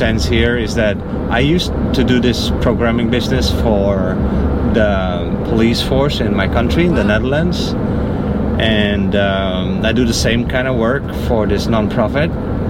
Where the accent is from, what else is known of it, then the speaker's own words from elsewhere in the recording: New York, United States; Yeah, I was from New York.